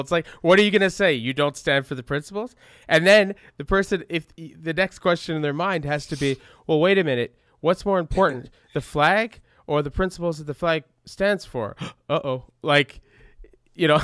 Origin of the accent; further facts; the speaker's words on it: Canada; growing up in Canada